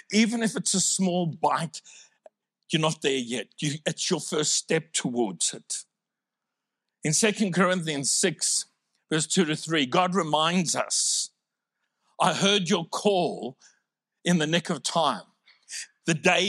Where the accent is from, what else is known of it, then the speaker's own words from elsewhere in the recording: South Africa; now in Australia; I'm originally from South Africa